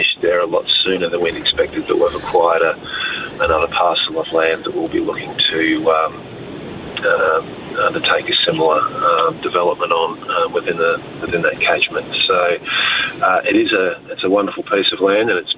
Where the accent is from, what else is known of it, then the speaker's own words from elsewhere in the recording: Australia; I am Australian